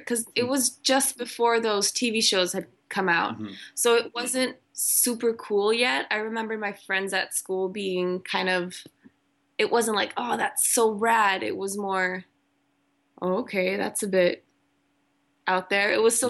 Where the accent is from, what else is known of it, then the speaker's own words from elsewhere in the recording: Malaysia; also born or lived in Germany; now in Sweden; I went to really good schools growing up in Malaysia and Germany, private schools. And then I came to Sweden